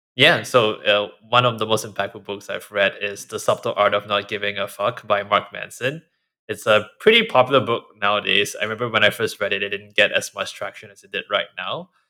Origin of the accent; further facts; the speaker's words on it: Singapore; now in United States; I grew up in Singapore where you're always told to be modest and not kind of toot your own horn